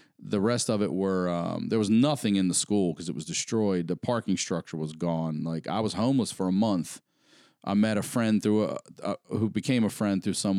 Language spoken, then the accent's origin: English; Maryland, United States; Yeah, I'm coming from Maryland.